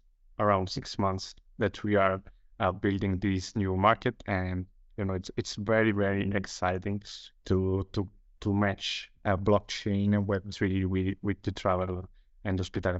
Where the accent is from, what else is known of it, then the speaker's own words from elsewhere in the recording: Italy; from Italy.